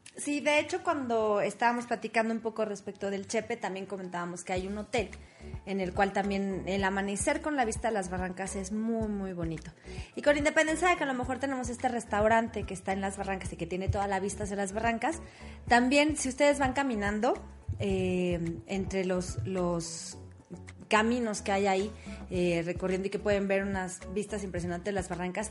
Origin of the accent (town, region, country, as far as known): Mexico